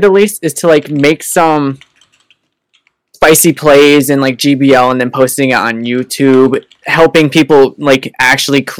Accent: East Coast, United States; I'm from the East Coast, USA

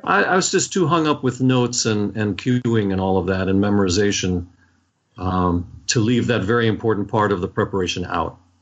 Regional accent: Washington, District of Columbia, United States; I grew up in Washington, D.C.

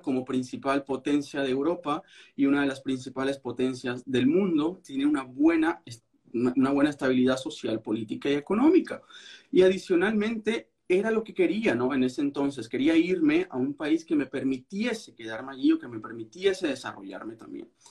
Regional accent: Venezuela; moved away as an adult; now in Berlin, Germany; yo soy abogado venezolano

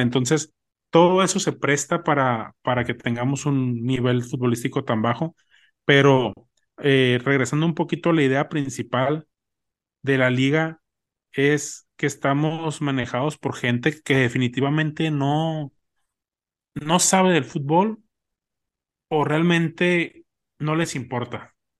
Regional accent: Mexico; como mexicanos somos

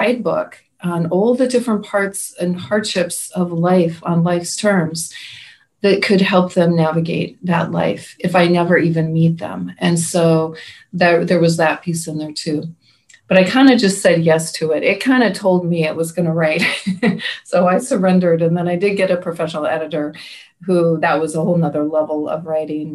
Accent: Pacific Northwest, United States; I'm from the Pacific Northwest

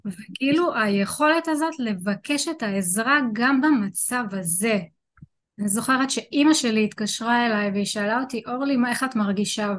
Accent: Rishon LeZion, Central District, Israel; אני אה, מראשון לציון.

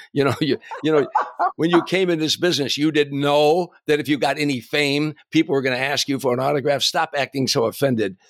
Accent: Harvey, Illinois, United States; moved away; growing up in Harvey

